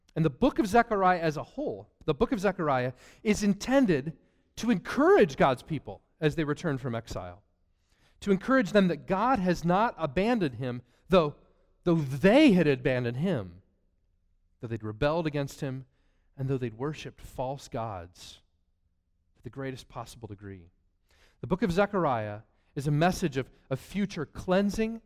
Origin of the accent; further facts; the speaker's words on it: Northwest Ohio, United States; moved away; I grew up in Northwest Ohio.